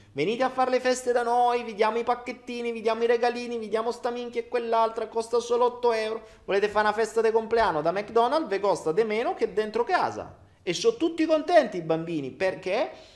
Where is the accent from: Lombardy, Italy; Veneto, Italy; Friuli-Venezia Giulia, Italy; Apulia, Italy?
Apulia, Italy; Foggia; Io vengo dal sud, sono foggiano. E da noi a Foggia